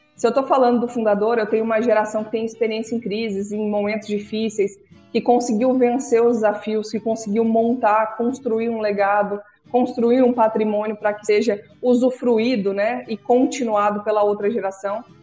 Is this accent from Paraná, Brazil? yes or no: yes; Paraná, Brazil; now in Mato Grosso, Brazil; Eu nasci no Paraná, mas moro no Mato Grosso desde 1996